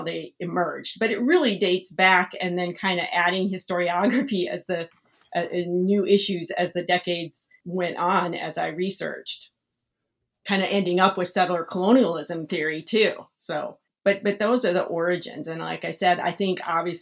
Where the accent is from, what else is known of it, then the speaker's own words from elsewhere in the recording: South Dakota, United States; I grew up in South Dakota, so I grew up in this region that I study.